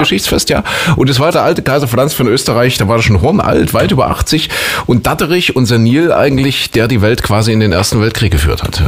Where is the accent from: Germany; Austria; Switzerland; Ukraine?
Germany; Saxony; hier bei uns in Sachsen